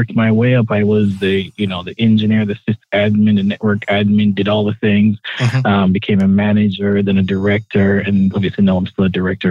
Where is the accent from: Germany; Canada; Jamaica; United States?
Jamaica; moved away; growing up in Jamaica, you know, and being, you know, from a very poor family